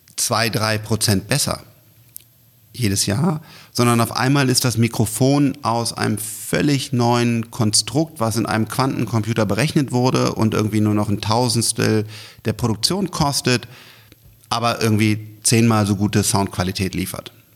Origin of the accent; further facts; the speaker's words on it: Germany; wir als, als Deutsche